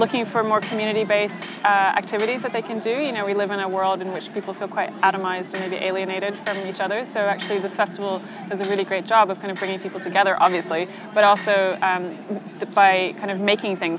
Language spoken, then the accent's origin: English; Norway; I grew up in Norway